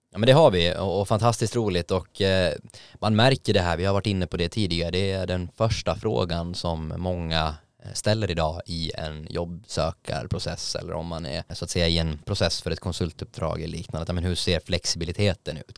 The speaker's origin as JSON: {"language": "Swedish", "country": "Åland Islands", "tie": "born or raised there", "moved": "yes", "lives_now": "Stockholm, Sweden", "said": "Jag var hemma på Åland"}